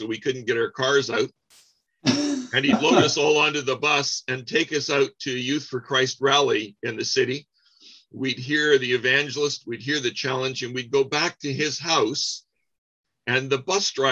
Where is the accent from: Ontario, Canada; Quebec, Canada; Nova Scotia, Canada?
Ontario, Canada; Windsor; I grew up in Windsor, Ontario, Canada.